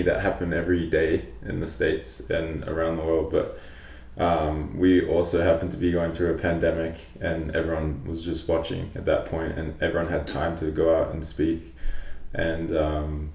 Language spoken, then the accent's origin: English; New Zealand; now in Calgary, Canada; I'm Polynesian, my background, I grew up in New Zealand